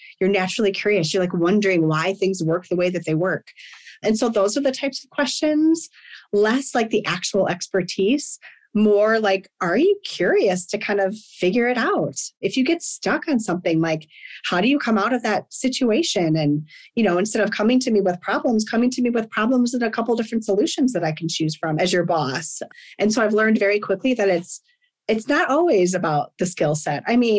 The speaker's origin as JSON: {"language": "English", "region": "Midwest", "country": "United States", "said": "And like, I'm from the Midwest and I feel like work ethic there is just like, when I'm hiring, like if you're from the Midwest, I'm kind of like, okay, like let's go. I don't know. There's just something about where I grew up"}